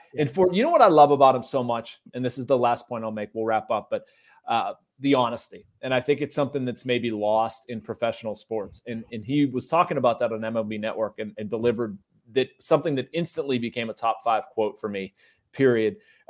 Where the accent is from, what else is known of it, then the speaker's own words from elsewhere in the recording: Pittsburgh, Pennsylvania, United States; I am in awe of the guy, of being a baseball-loving kid and growing up in Pittsburgh.